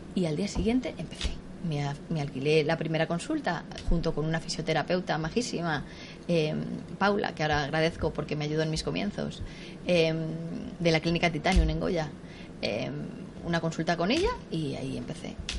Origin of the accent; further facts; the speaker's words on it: Tarancón, Castilla-La Mancha, Spain; yo me crié en un pueblo, en Tarancón, de Cuenca